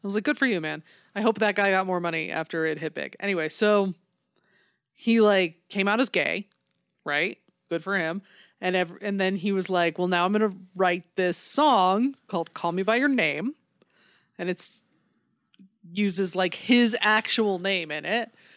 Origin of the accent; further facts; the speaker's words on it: United States; I'm American